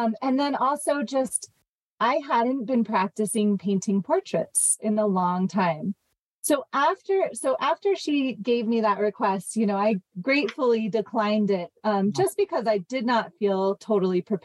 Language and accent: English; Jackson Hole, Wyoming, United States; also born or lived in Montana; I grew up in Montana and Wyoming. I was actually born in Jackson Hole and lived there until I was about 10